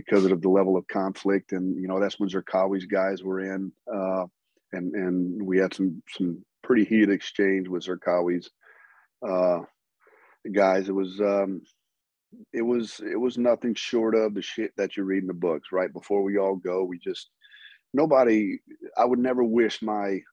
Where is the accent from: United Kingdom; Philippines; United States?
United States; Southern Louisiana; I grew up in Southern Louisiana, graduated at the top of my class in high school, you know, grew up in the swamp fishing and hunting